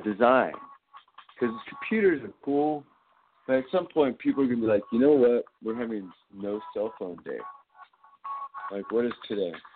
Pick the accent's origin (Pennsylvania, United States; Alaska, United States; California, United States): California, United States; I'm not New Yorker. This is California, baby. Okay. I grew up with a father from New York. But this is California.